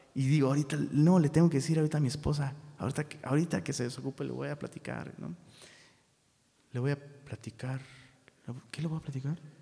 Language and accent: Spanish; Taxco, Guerrero, Mexico; now in Monterrey, Mexico; en Tasco, de donde soy originario